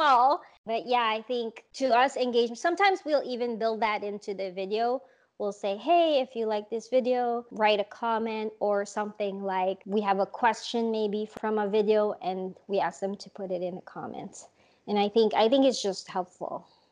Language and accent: English; Philippines; moved away; I grew up in the Philippines